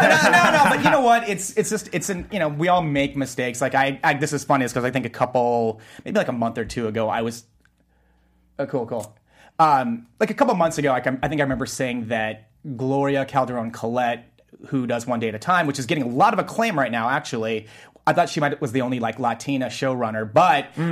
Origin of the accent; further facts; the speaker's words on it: United States; I'm Korean American too